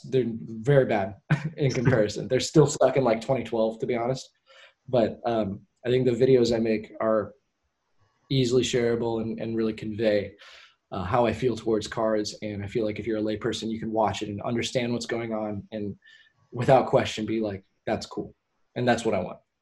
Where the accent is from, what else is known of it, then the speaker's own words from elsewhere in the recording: Portland, United States; my hometown. Because I have a lot of pride in Portland.